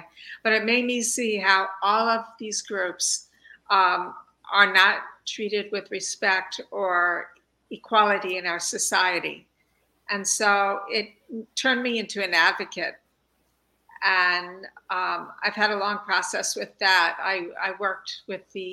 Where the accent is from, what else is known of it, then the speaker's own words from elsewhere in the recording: Long Island, New York, United States; I grew up in New York on Long Island and enjoyed easy access to Jones Beach